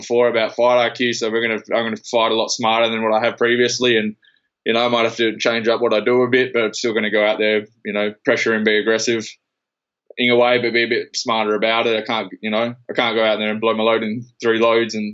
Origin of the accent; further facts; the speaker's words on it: Perth, Western Australia, Australia; moved away; also born or lived in Queensland; I'm originally from Perth and my family's over here and everything, so I've moved back to be close with my family